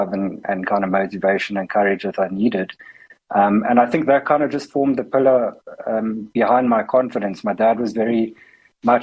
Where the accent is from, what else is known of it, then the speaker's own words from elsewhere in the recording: Cape Town, Western Cape, South Africa; I grew up in Cape Town.